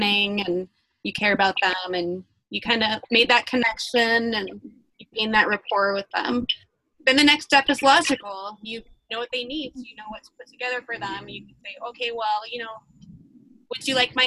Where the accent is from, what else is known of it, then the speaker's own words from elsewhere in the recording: Windsor, Colorado, United States; now in Fort Collins, United States; I grew up in Windsor, Colorado.